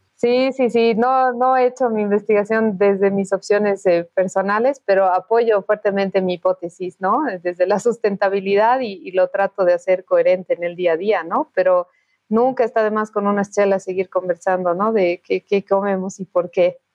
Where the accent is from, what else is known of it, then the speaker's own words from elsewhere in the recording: Bolivia; como bolivianos